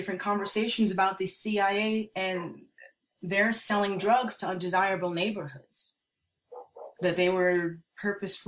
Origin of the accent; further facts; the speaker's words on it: New York City, New York, United States; I grew up in New York City